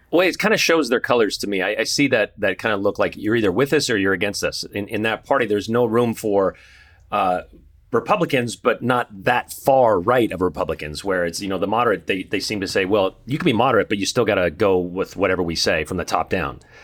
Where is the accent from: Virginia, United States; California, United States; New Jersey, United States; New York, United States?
California, United States; now in Boise, United States; I grew up in California and, uh, on the coast